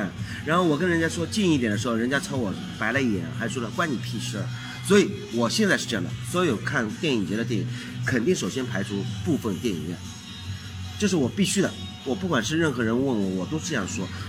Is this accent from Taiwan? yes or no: no; Shanghai, China; 对啊，这就是作为一个老上海人的这种优势出来了，对吧？